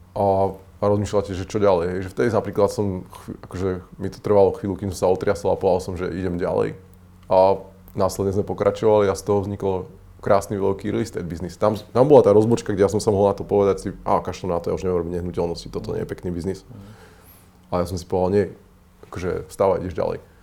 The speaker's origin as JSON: {"language": "Slovak", "town": "Žilina", "region": "Žilina Region", "country": "Slovakia", "tie": "born or raised there", "said": "som zo Žiliny"}